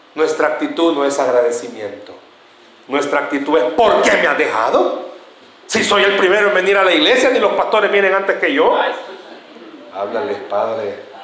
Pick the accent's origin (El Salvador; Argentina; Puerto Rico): El Salvador; ¿Somos así o no somos así los salvadoreños?